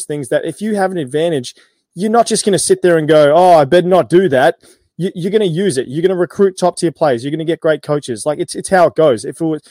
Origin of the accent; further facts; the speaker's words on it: New Zealand; We're all from New Zealand. We were all born here.